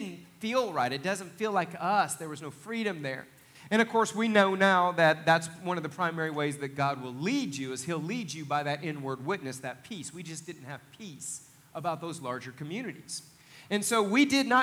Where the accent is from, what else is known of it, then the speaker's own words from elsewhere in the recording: Northeast Oklahoma, United States; now in Pryor, United States; we're from Northeast Oklahoma